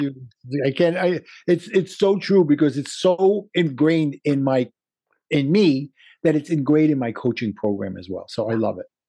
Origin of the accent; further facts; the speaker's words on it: New York City, New York, United States; accent: Brooklyn; my Brooklyn accent